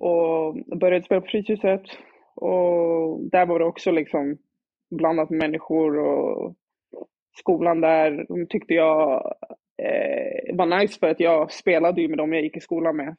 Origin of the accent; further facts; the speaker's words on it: Stockholm, Stockholm County, Sweden; jag växte upp i Dalen med mina barndomskompisar